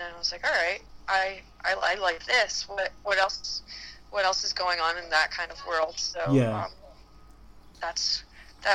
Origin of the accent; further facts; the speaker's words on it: Florida, United States; moved away; I grew up in Florida